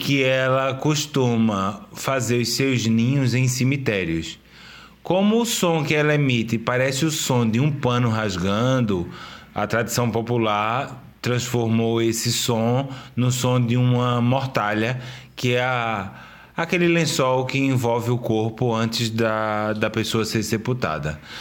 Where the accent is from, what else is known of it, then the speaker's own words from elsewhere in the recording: Recife, Pernambuco, Brazil; also born or lived in Cabo de Santo Agostinho; sou de Recife, eu nasci em Recife. Eu estudei minha vida inteira em Recife